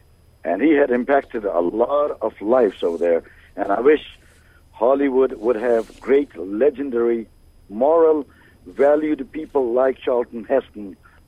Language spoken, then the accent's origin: English; Pakistan; now in Dallas, United States; I am originally from Pakistan.